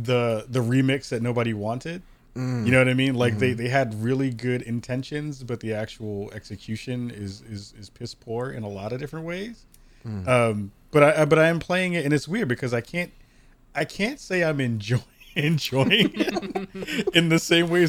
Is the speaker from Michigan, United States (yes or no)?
no; Bronx, New York, United States; And I'm from the Bronx, so that tells you a lot.